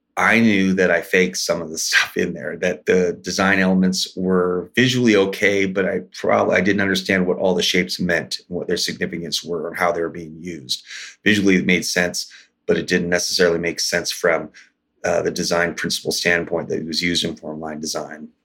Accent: Washington, United States; I grew up here in Washington State. Uh, my tribe is the Port Gamble Squalone tribe. Our reservation's locally known as Little Boston

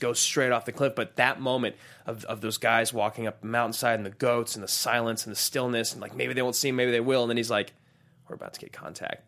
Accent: United States; born and raised in America.

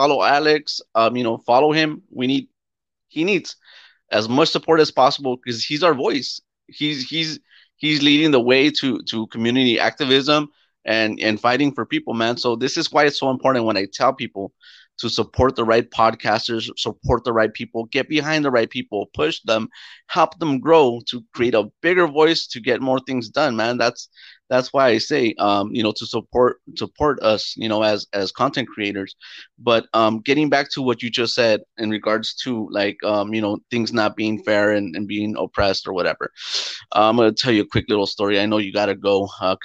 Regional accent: Mexico; we come from Mexico

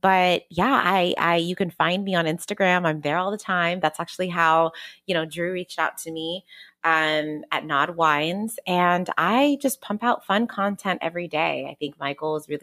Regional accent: Sacramento, California, United States; now in Oakland, United States; I'm from Sacramento. I now live in the Bay Area. I live in Oakland

